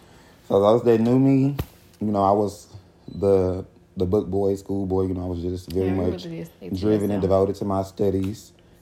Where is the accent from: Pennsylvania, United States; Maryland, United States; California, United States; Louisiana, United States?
Louisiana, United States; growing up in Louisiana